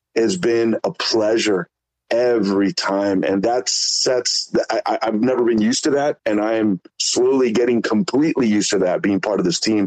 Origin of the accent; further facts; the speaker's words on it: Mexico; now in San Diego, United States; myself being from Mexico as well. Originally, I live in San Diego, but I'm from Mexico